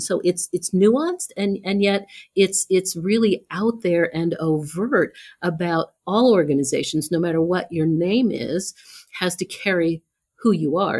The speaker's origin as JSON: {"language": "English", "town": "Columbus", "region": "Ohio", "country": "United States", "tie": "born or raised there", "said": "I grew up in Columbus"}